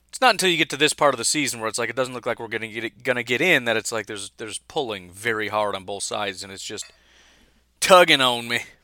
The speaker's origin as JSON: {"language": "English", "town": "Chicago", "region": "Illinois", "country": "United States", "tie": "born or raised there", "moved": "as an adult", "lives_now": "Wisconsin, United States", "said": "I grew up in Chicago"}